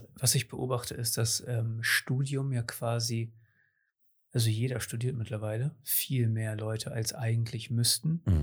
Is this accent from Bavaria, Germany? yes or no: no; Cuxhaven, Lower Saxony, Germany; ich bin hier in Cuxhaven geboren und größtenteils aufgewachsen